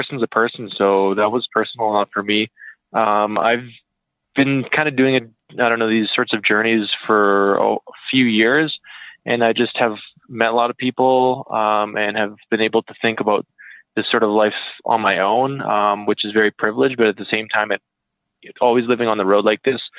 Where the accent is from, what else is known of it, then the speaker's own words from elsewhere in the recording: Saskatoon, Saskatchewan, Canada; I'm from Saskatoon originally.